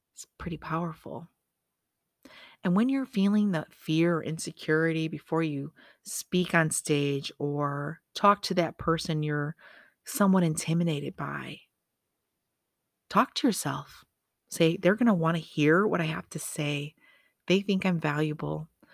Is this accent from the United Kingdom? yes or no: no; Michigan, United States; moved away as an adult; now in Las Vegas, United States; I'm from Michigan. Of course I'm gonna sound that way. I've lived in Vegas fifteen years, but guess what? I'm still from Michigan